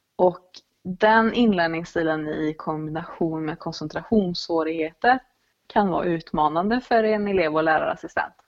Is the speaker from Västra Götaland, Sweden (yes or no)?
yes; Dalsland, Västra Götaland, Sweden; moved away as an adult; also born or lived in Gothenburg; jag är född och uppvuxen i Dalsland